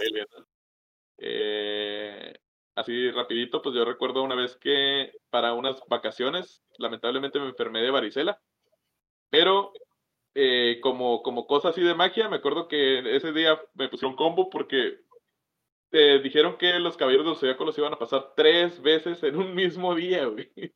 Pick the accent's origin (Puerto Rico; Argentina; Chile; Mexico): Mexico; northern Mexico; somos los pinches norteños